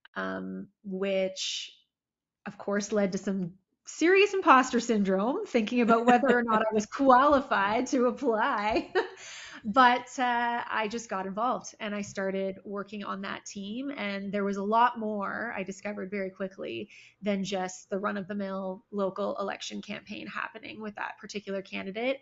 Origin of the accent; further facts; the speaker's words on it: Toronto, Ontario, Canada; also born or lived in Barrie, Ontario; I was born in Toronto, and then when I was about 10 years old, we moved just outside of what is uh, now Barrie